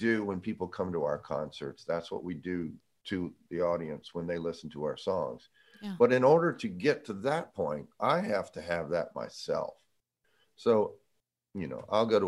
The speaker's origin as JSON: {"language": "English", "town": "Jacksonville", "region": "Florida", "country": "United States", "said": "I'm from Jacksonville."}